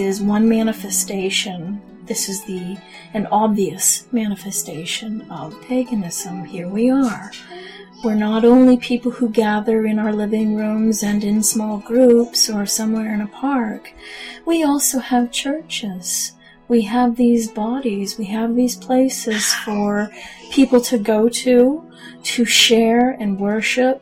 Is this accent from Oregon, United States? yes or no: no; Maine, United States; I was born and bred in Maine. Long time ago, not that long ago. I grew up in the area that I am currently